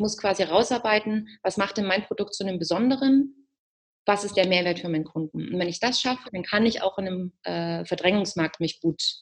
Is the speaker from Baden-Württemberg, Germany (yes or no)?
no; Saxony, Germany; Ich komme aus Sachsen, da trinkt man auch gerne Bier. Also ich bin damit auch groß geworden.